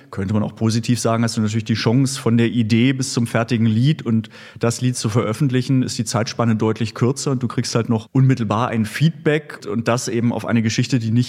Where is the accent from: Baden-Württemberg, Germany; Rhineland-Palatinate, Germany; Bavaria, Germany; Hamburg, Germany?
Baden-Württemberg, Germany; Stuttgart; now in Berlin, Germany; kann ja verraten, ich komme aus Stuttgart, aber das Schwäbische hatte ich nie